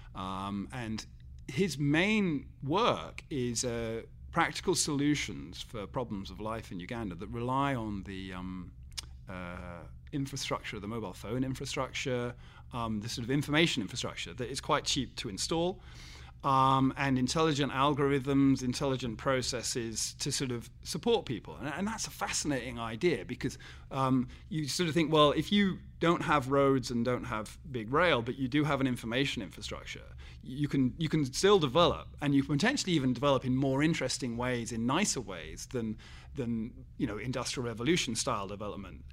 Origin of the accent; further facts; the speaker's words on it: England, United Kingdom; as an Englishman